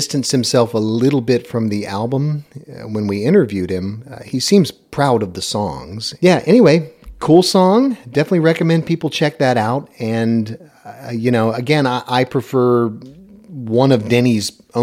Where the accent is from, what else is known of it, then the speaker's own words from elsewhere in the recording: the South, United States; I'm from the South